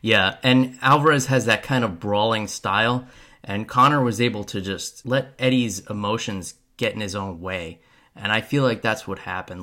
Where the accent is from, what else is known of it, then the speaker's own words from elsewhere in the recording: New York, United States; moved away as an adult; now in Florida, United States; As someone who was born and raised in New York